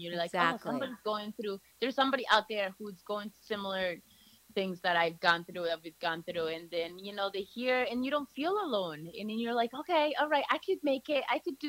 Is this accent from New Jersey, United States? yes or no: yes; Chatham, New Jersey, United States; moved away; fast forward to I moved here when I was 14, and I grew up in North Jersey, in Chatham.